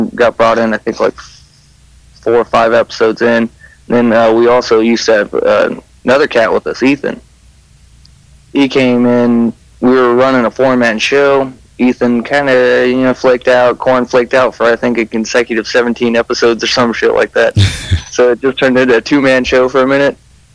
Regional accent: California, United States; I'm actually from the same shitty town that we talk about, him in California

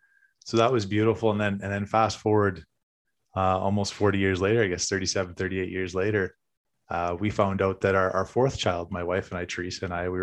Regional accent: Westlock, Alberta, Canada; born there; so I was born in Alberta, actually in Westlock, Dennis.

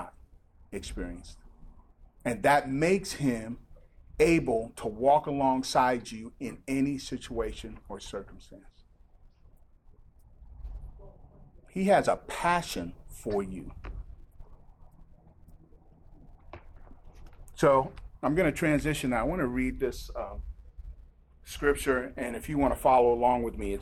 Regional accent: Nigeria; now in United States; I've had the privilege of growing up in Nigeria

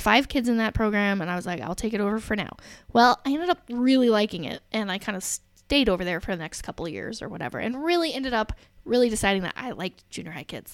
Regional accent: Alexandria, Indiana, United States; moved away as an adult; also born or lived in Reynoldsburg, Ohio / Dallas, Texas; So I grew up in Alexandria, Indiana, teeny tiny little town.

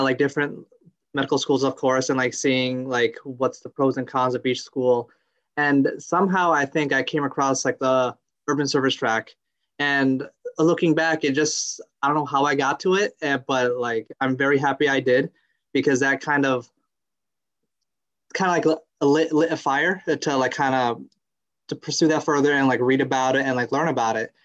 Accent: New Milford, Connecticut, United States; I grew up in New Milford, Connecticut

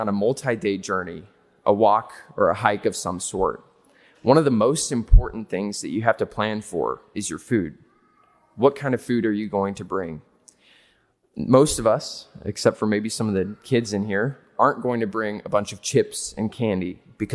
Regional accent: Seward, Nebraska, United States; I grew up in Seward, Nebraska, not too far away from here.

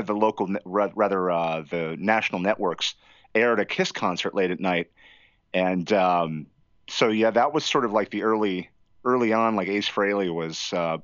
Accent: Pennsylvania, United States; moved away as an adult; now in Southern California, United States; I grew up in Pennsylvania

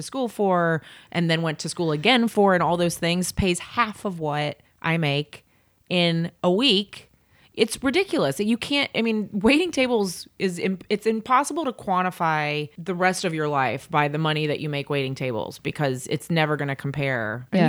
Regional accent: the South, United States; I grew up in the South, but I went to college in Boston and then had always planned on staying out there

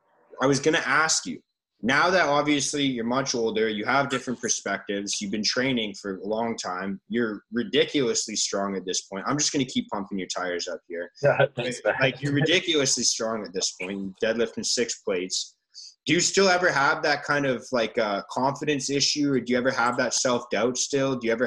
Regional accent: Richmond, London, United Kingdom; I grew up in Richmond, so I grew up playing for Richmond Rugby Club, would host the opposing team at your clubhouse. So we were sponsored by a little pub in Richmond

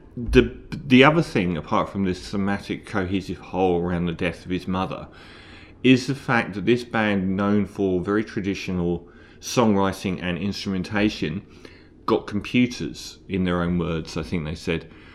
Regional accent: London, United Kingdom; I'm from London, and we have the Tube in London

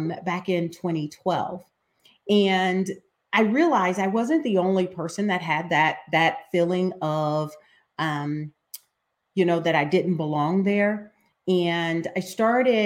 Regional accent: Ohio, United States; I am from Ohio

